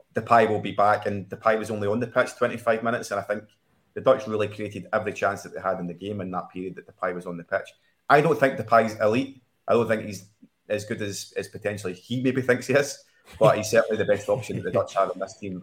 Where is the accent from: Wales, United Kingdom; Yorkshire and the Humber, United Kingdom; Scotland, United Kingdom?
Scotland, United Kingdom; a Scotsman